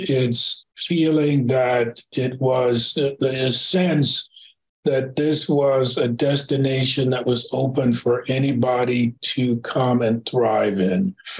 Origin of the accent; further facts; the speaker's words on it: Tulsa, Oklahoma, United States; I told them I was from Tulsa